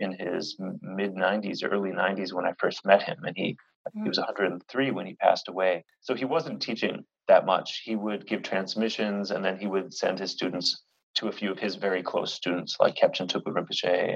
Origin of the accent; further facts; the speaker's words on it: United States; moved away; I'm that American guy